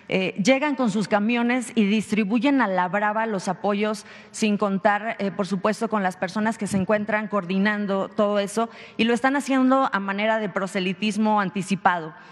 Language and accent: Spanish; Coahuila, Mexico; moved away; Soy del estado de Coahuila Trabajé en medios de comunicación allá